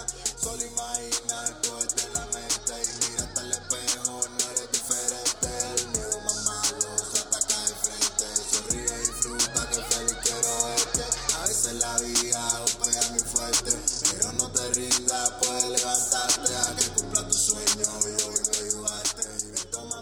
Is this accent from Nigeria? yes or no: no; Cuba; moved away as an adult; now in United States; my life growing up in Cuba and how I came to live here in America